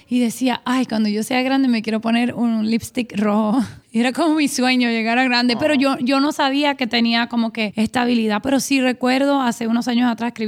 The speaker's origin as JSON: {"language": "Spanish", "town": "San Juan", "country": "Puerto Rico", "tie": "born or raised there", "moved": "as an adult", "lives_now": "Miami, United States", "said": "crecí en Puerto Rico, San"}